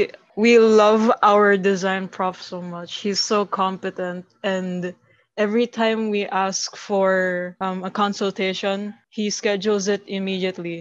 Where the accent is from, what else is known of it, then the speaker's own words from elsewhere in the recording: Davao City, Davao Region, Philippines; I'm Davao City, born and raised